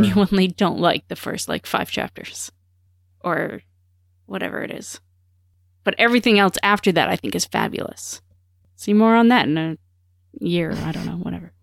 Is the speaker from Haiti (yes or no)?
no; Canada; I'm Canadian